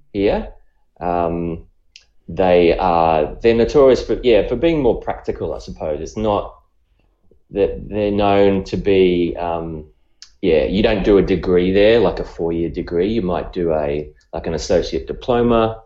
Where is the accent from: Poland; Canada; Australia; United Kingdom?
Australia; accent: Australian; by the accent, you can probably tell I'm I'm I'm from Australia